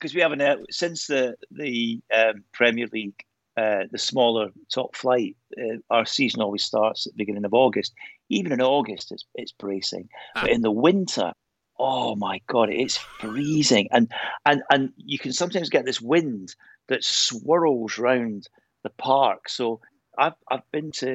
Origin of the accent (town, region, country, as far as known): Fife, Scotland, United Kingdom; born or raised there; moved away as an adult; also born or lived in Aberdeen / North West England